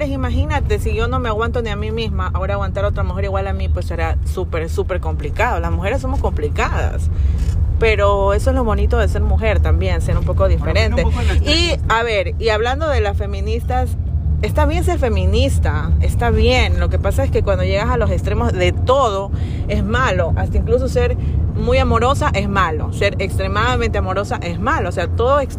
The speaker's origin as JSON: {"language": "Spanish", "town": "Machala", "region": "El Oro", "country": "Ecuador", "said": "soy machaleña"}